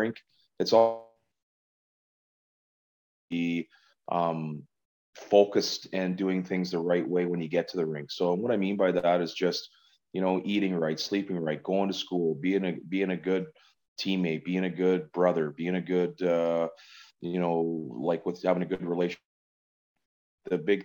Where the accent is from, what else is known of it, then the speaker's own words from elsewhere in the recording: Carleton Place, Ontario, Canada; being able to raise my kids in my hometown